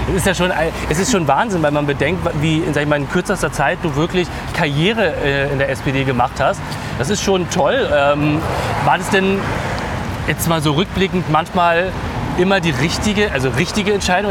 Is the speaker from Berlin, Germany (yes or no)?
yes; Berlin, Germany; also born or lived in Wilmersdorf, Berlin; Ich bin in Wilmersdorf tatsächlich zu, zu Welt gekommen und bin aber in Neukölln groß geworden